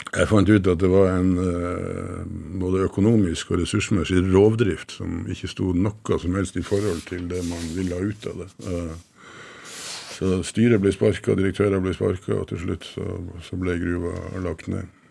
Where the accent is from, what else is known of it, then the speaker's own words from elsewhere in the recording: Northern Norway, Norway; Som nordlending så har jeg bodd tett på Russland